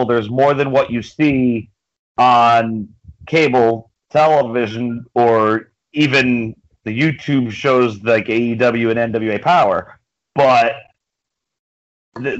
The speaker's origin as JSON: {"language": "English", "town": "Woonsocket", "region": "Rhode Island", "country": "United States", "tie": "born or raised there", "said": "I'm from Woonsocket, Rhode Island"}